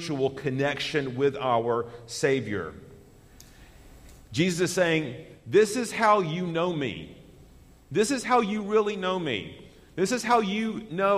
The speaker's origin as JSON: {"language": "English", "country": "United States", "said": "as an American citizen"}